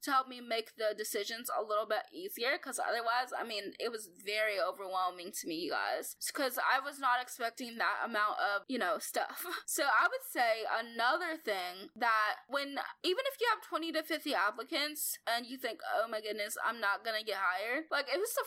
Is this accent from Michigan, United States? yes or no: no; Arkansas, United States; It's called The Happy Arkansan, because I'm from Arkansas